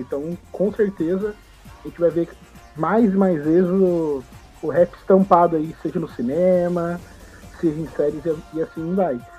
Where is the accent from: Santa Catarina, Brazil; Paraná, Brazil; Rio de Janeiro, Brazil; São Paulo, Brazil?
São Paulo, Brazil; São José dos Campos; eu sou de São José dos Campos